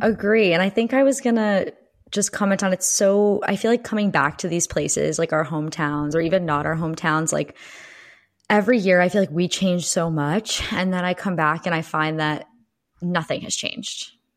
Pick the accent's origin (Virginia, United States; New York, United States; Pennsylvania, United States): Pennsylvania, United States; I am calling in from suburban Pennsylvania, also from where I grew up in my childhood.